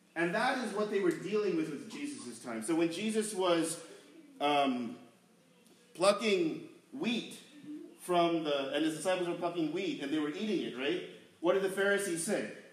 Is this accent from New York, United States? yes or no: yes; New York, United States; growing up in New York